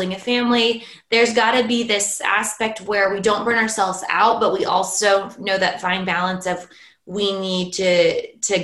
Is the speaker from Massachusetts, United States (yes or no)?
no; California, United States; moved away as an adult; now in Norway; as a Californian